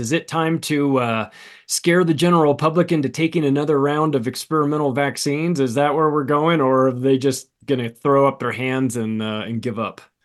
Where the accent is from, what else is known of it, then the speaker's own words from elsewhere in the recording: California, United States; moved away; I'm a Californian, I'm not anymore, but I lived there for thirty-five years